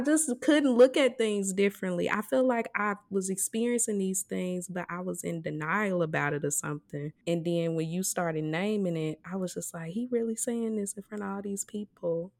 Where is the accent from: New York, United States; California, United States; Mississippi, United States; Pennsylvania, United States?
Mississippi, United States; moved away; a lot of us who, uh, were raised in Mississippi, we grew up in towns